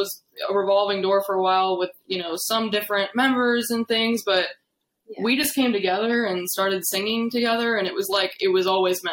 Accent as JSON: {"language": "English", "town": "Findlay", "region": "Ohio", "country": "United States", "moved": "as an adult", "lives_now": "Nashville, United States", "said": "I am originally from Northwest Ohio, a town called Findlay"}